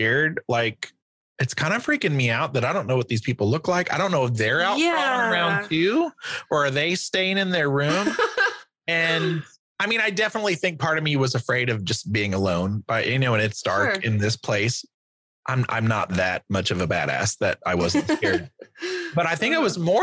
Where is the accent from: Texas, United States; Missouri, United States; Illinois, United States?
Missouri, United States; junior college in my hometown in Missouri